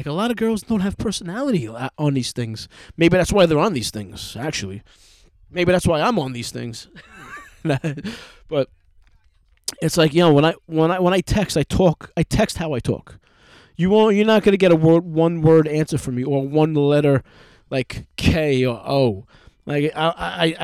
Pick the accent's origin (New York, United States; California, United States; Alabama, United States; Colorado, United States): New York, United States; I'm just some fucking asshole from New York